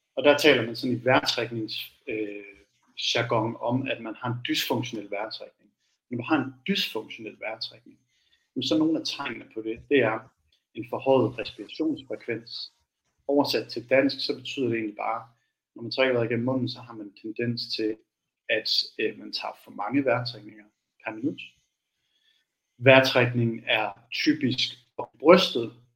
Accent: Aalborg, North Denmark Region, Denmark; now in Copenhagen, Denmark; jeg er fra Aalborg, oprindeligt bor i København

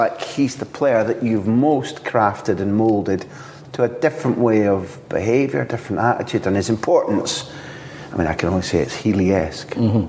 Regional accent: Scotland, United Kingdom; as a Scot

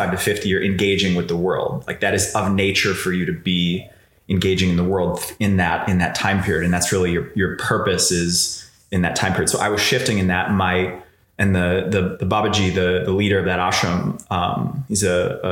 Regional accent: Chicago, Illinois, United States; I was a bro from Chicago. So I grew up in a suburb

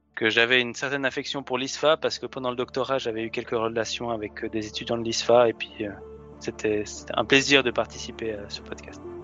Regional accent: Switzerland; en Suisse, on est aussi assez particulier

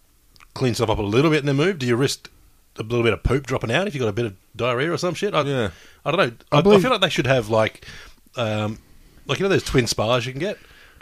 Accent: Australia; where are you guys from? Australia.

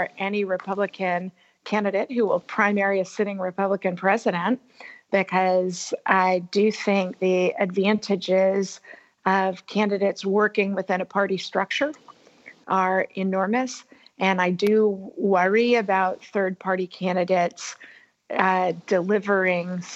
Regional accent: near Oakland, California, United States; Oakland, California, nearby my hometown.

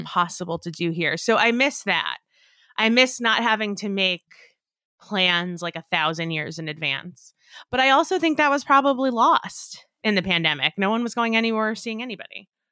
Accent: outside of New York, United States; I grew up outside of New York

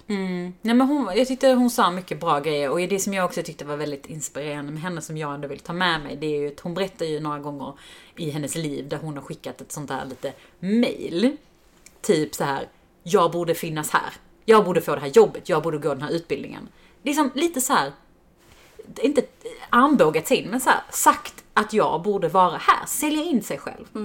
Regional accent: Helsingborg, Skåne, Sweden; I Helsingborg där vi växte upp

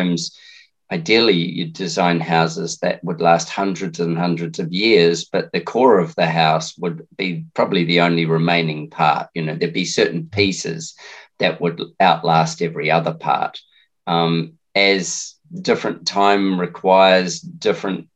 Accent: Lower Hutt, Wellington, New Zealand; As a kid, I lived in Wellington. I grew up in Lower Hutt, or in Belmont in Lower Hutt.

